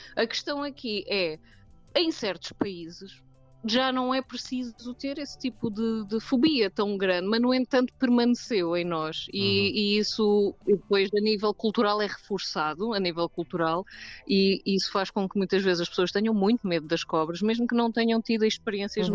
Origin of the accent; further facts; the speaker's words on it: South Africa; eu nasci na África do Sul